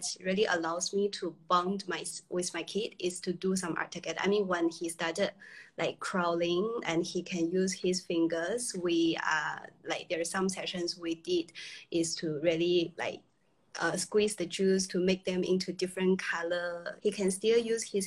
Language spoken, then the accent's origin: English; China; now in Singapore; originally I was from China.